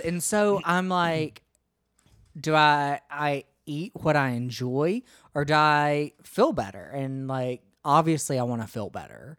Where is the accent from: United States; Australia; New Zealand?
United States; I'm ashamed to say that I'm from the United States